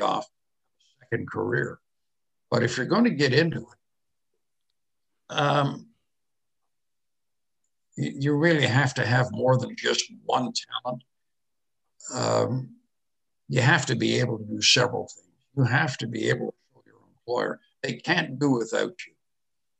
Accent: Canada; I'm a Canadian

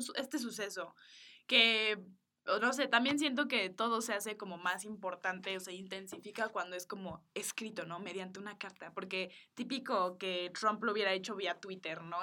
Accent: Mexico; Yo nací en México, mi mamá es boliviana y mi papá es de Estados Unidos

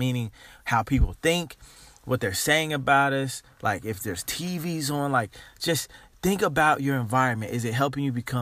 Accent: Dayton, Ohio, United States; Growing up in Dayton, Ohio

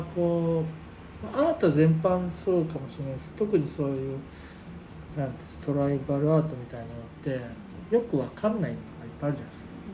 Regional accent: Wakayama, Japan; 僕和歌山出身なんで

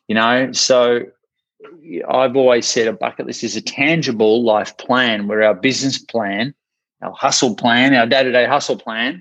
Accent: Australia; accent: Australian; also born or lived in Ocean Grove, Victoria; I'm from Australia, hence the accent.

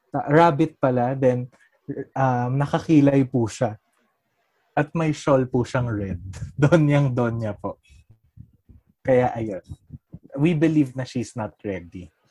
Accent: Biñan, Calabarzon, Philippines; I'm from Laguna. Live in Binyan, Laguna.

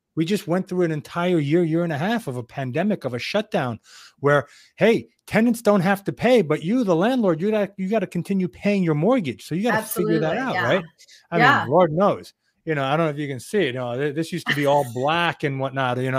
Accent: New York, United States; I'm this New Yorker kid

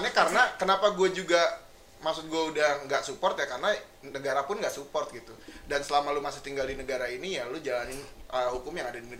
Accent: Jakarta, Indonesia; sebenarnya kan gue dari Jakarta Barat nih bang se seberangnya kampung Habib Rizik.

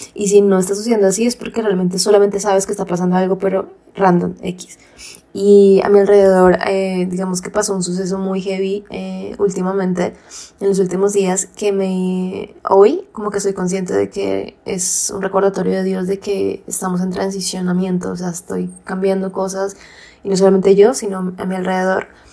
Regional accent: Colombia; nosotros somos eh, colombianas

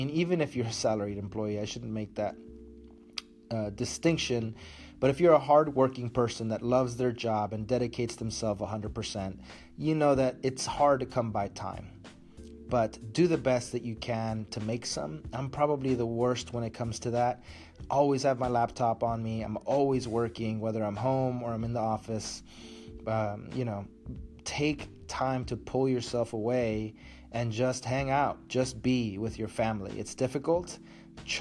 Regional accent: Matamoros, Tamaulipas, Mexico; moved away; my hometown of Matamoros

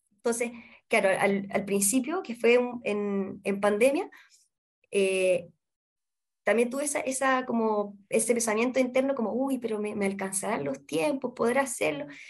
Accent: Santiago, Santiago Metropolitan Region, Chile; Yo soy de acá de Santiago, pero la, mi familia materna es de la sexta región.

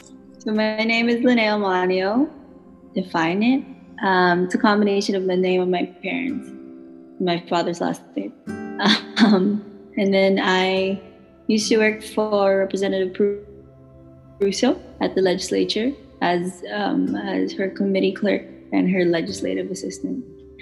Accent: Laguna, Calabarzon, Philippines; first language Tagalog; English is a second language; now in Hawaii, United States; So I was born in Laguna and I was raised there. We moved here about Laguna. But then my mom is from Manila and my dad is from the province of Pampanga.

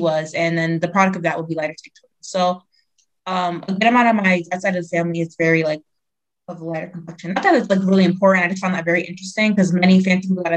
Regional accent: United States; also born or lived in Ghana; I was raised in the States as well. I was just born there.

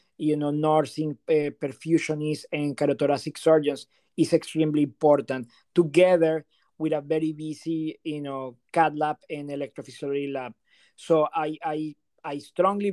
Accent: Venezuela; moved away as an adult; also born or lived in New Haven, Connecticut / Pittsburgh / Burlington, Massachusetts; now in Delray Beach, United States; I'm originally from Venezuela

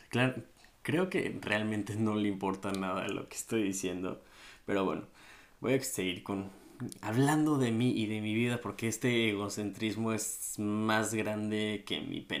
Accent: Mexico City, Mexico; Yo nací en la Ciudad de México, en la delegación Benito Juárez, específicamente. Viví en la en la delegación Coajimalpa

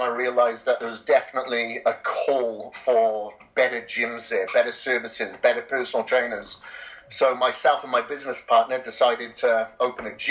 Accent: Wales, United Kingdom; moved away as an adult; also born or lived in Australia; I'm from Wales originally, grew up on a farm there for, you know, the vast majority of my life.

